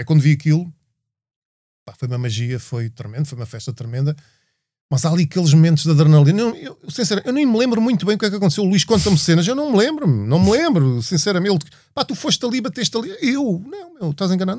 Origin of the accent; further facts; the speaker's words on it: Portugal; Nós somos portugueses